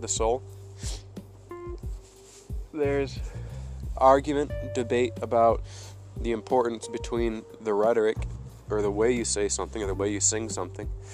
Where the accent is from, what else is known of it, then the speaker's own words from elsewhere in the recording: United States; I'm an American.